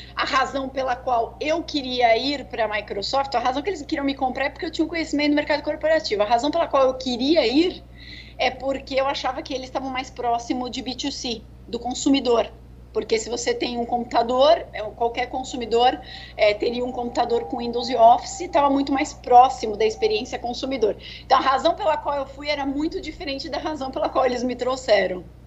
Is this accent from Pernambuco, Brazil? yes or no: no; São Paulo, Brazil; sou de São Paulo, natural de São Paulo